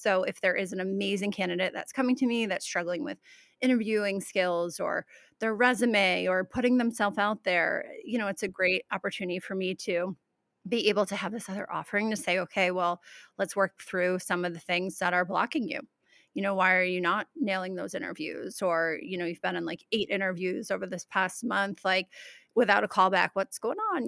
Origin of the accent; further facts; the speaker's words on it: Albany, New York, United States; moved away as an adult; also born or lived in Keene, New Hampshire; I'm Albany, Saratoga area, tri-state, capital district. Went to school there.